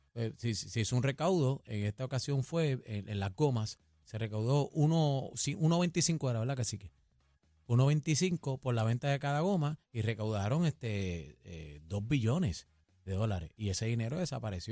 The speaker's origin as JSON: {"language": "Spanish", "country": "Puerto Rico", "said": "nos representa como puertorriqueños"}